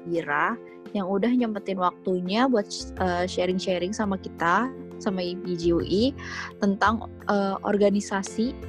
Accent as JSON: {"language": "Indonesian", "country": "Indonesia", "said": "Kalau gue sih uh, nambahinnya dari sini Indonesia sendiri, gue dari Indonesia sendiri ini kan"}